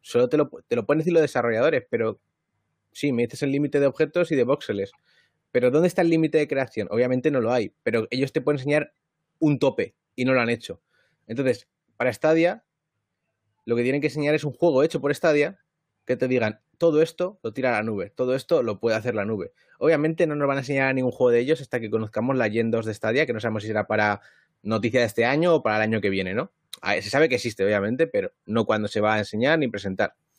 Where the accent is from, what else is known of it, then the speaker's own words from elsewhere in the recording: Madrid, Community of Madrid, Spain; moved away; en Madrid, ¿no? Que es donde yo nací, donde he vivido siempre